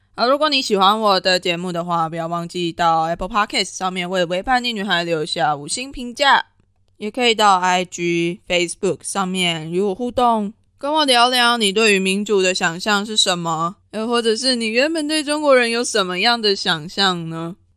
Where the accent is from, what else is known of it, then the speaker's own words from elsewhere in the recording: Taiwan; 就我一个台湾人的角度来看